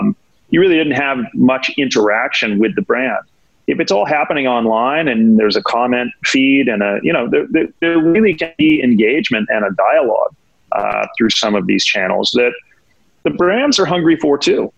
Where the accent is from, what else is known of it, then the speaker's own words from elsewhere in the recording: New York, United States; And as a New Yorker, that's going to be tough. Right. I've been here a long time, you know, over 30 years